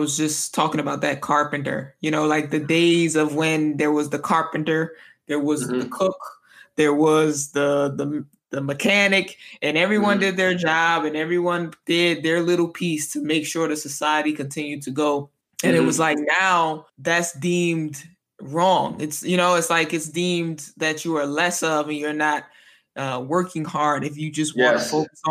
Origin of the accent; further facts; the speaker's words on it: United States; moved away as an adult; now in Italy; sometimes I catch myself being American